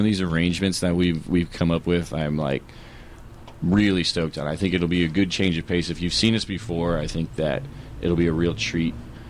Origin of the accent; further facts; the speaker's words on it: Southern California, United States; I'm from Southern California.